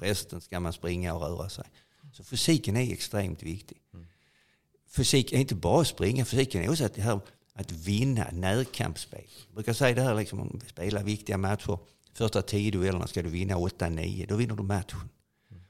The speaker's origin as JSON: {"language": "Swedish", "country": "Sweden", "tie": "born or raised there", "also_born_or_lived": "Italy", "said": "Från när jag föddes på Roskildevägen över Italien med mor och far och uppväxten på Roskildevägen"}